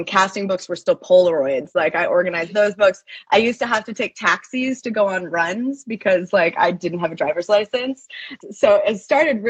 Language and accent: English; Maine, United States; moved away as an adult; also born or lived in Boston, Massachusetts; now in California, United States; I grew up in Maine. Shout out to the 207. I grew up in Maine and then went to college in Boston.